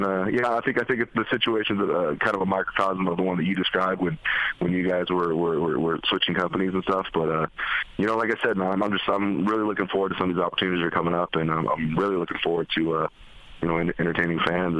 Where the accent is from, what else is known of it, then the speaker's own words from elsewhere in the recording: West Coast, United States; I grew up on the West Coast.